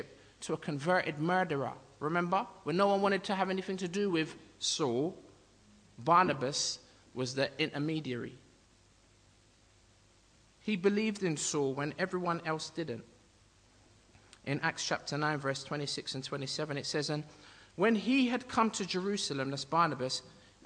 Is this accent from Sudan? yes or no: no; United Kingdom; I'm Jamaican by birth, but I'm native to Britain. I'm of British nationality, although I'm black Jamaican